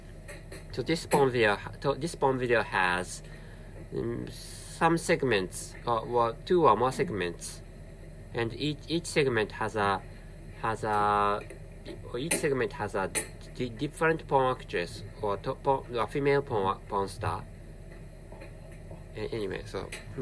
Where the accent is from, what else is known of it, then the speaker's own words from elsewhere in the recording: Japan; first language Japanese; English is a second language; I'm a Japanese person, and my mother tongue is Japanese, and which is why I'm really bad at speaking English